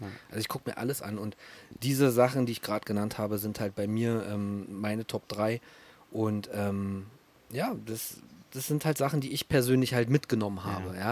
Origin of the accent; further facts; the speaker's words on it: Berlin, Germany; als Berliner